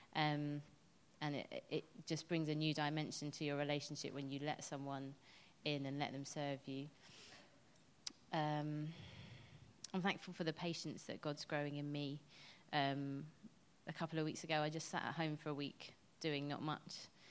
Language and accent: English; England, United Kingdom; I'm quite English